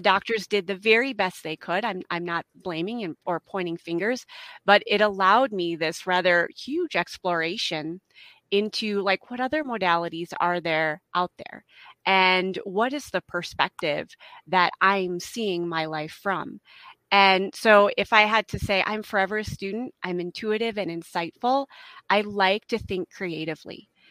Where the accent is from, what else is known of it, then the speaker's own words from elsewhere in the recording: Midwest, United States; also born or lived in Utah / Idaho / Colorado; now in Helena, United States; I'm originally from the Midwest